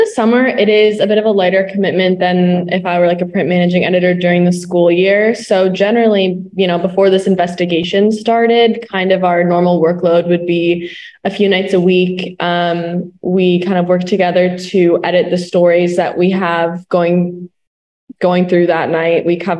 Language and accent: English; Bettendorf, Iowa, United States; moved away; I'm going to be a junior and I am from Bettendorf, Iowa.